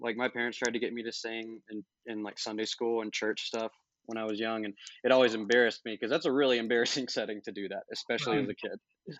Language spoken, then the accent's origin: English; Memphis, Tennessee, United States; I grew up in Memphis